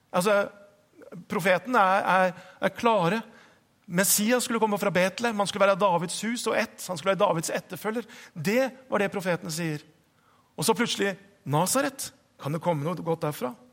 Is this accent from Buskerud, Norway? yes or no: yes; Hokksund, Buskerud, Norway; moved away; jeg vokste opp på, på Østlandet. Jeg vokste opp i Hokksund.